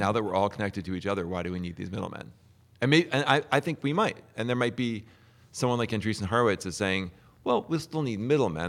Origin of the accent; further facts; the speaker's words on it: New Jersey, United States; I'm from New Jersey